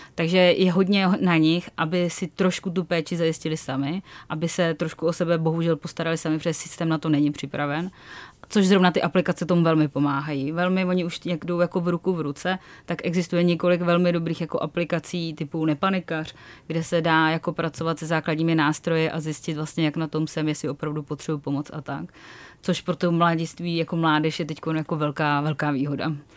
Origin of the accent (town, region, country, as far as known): Czechia